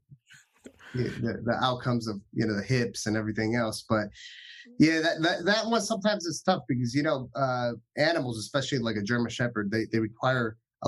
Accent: Dominican Republic; I'm from Dominican Republic

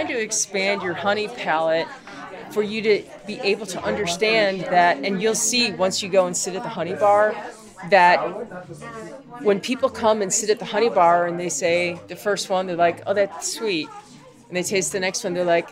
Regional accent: Chicago, Illinois, United States; moved away as an adult; now in Asheville, United States; was born and raised in Chicago

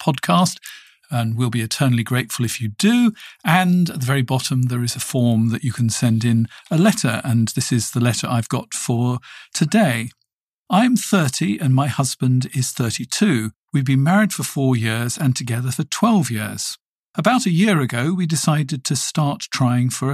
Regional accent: United Kingdom; I come from the United Kingdom

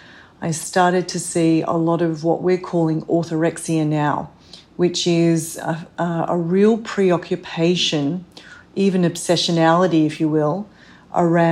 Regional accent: Australia; moved away as an adult; now in New York City, United States; I'm originally from Australia

